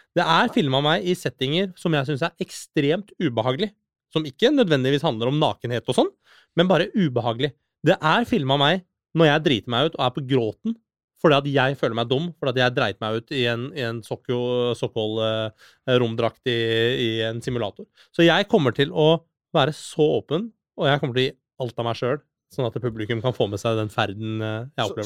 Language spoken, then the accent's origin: Norwegian; Norway; also born or lived in Iran / Oslo, Norway; jeg har jo vokst opp i Norge, og jeg er en norsk statsborger